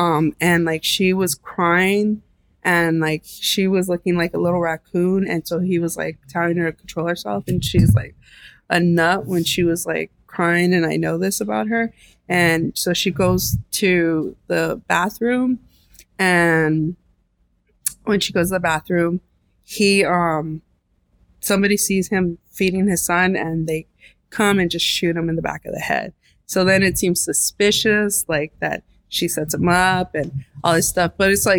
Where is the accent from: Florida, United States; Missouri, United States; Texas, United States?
Texas, United States; El Paso; now in Los Angeles, United States; because we came from El Paso, Texas to Los Angeles. And that's such a big leap in Mexico. And I just wanted to understand everything. We disconnected from our Mexican roots in that way.